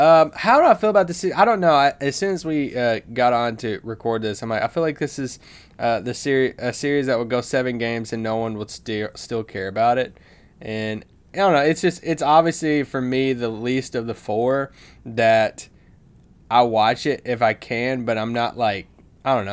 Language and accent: English; Kentucky, United States; moved away; I'm back home in Kentucky visiting, uh, my family and my hometown